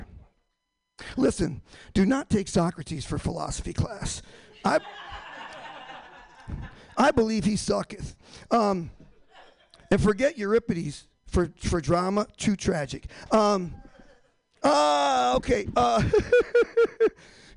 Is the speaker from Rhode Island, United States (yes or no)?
no; Michigan, United States; moved away; also born or lived in Boston; I'm from Michigan. I'm from the hickey redneck part of Michigan